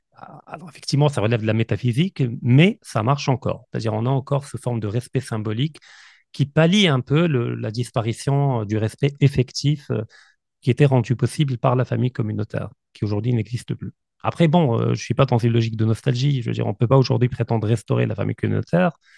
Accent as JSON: {"language": "French", "country": "Morocco", "said": "je suis marocain, effectivement, euh, mais je suis également de nationalité russe"}